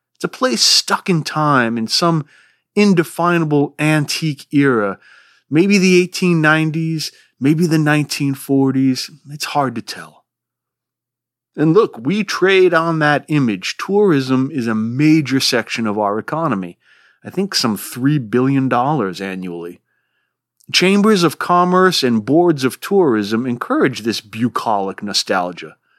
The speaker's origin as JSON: {"language": "English", "region": "Rhode Island", "country": "United States", "accent": "swamp Yankee", "moved": "yes", "lives_now": "Vermont, United States", "said": "I live in Vermont. I've spent most of my life here, though I'm originally from Rhode Island. That's why my voice is like this."}